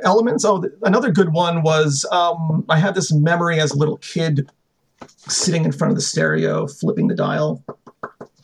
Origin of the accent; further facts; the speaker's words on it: Toronto, Ontario, Canada; as a Canadian, as a Torontonian